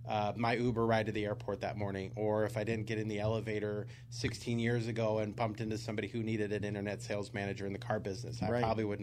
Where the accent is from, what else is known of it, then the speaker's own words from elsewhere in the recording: Tacoma, Washington, United States; moved away as an adult; also born or lived in Portland, Oregon; So born and raised in the Pacific Northwest.